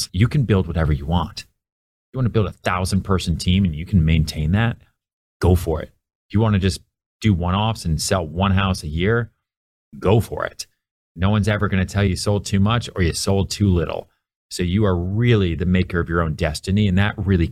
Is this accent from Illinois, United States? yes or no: no; outside Boston, Massachusetts, United States; also born or lived in Houston, Texas / Long Island, New York; now in New York, United States; settled down for, you know, elementary school and in high school outside Boston.